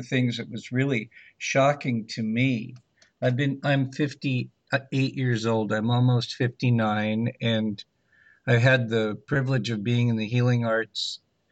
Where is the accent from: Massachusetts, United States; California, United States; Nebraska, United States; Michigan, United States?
California, United States; Los Angeles; I grew up in Los Angeles during the 60s and 70s